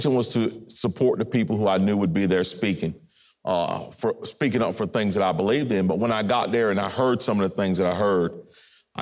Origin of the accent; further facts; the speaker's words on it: North Carolina, United States; as a North Carolinian